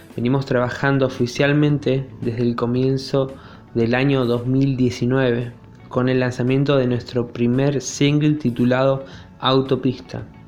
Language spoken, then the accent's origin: Spanish; Río Gallegos, Santa Cruz, Argentina; Somos de Río Gallegos, bien al sur de Argentina